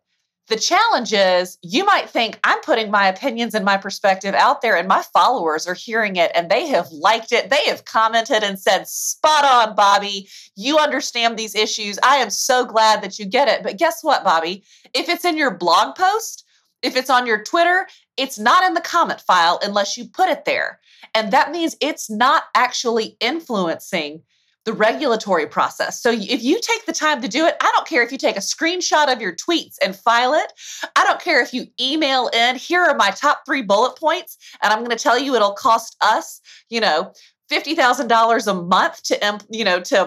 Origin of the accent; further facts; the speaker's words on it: Alabama, United States; accent: Southern; you can probably hear a twinge of my Southern accent. I'm from the state of Alabama